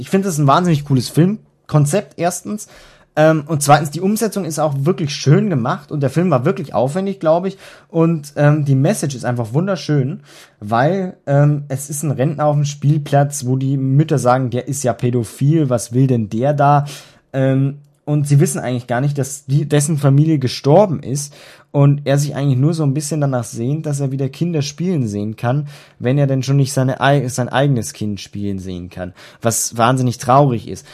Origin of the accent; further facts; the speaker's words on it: Germany; bei uns in Deutschland